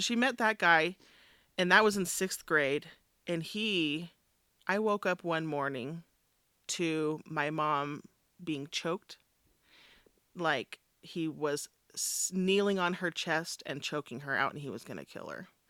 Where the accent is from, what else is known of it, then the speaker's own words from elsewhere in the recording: Richfield, Utah, United States; also born or lived in South Sevier, Utah; we moved to Richfield from South Sevier